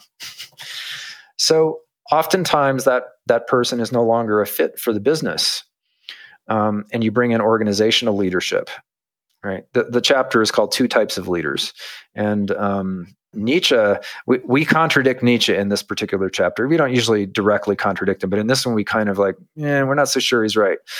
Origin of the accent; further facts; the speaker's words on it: United States; I grew up in America